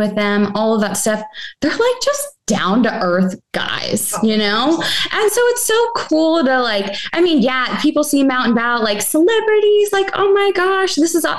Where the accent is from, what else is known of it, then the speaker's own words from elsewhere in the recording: Orchard Park, New York, United States; now in Cincinnati, United States; The stadium's in Orchard Park. That's actually my hometown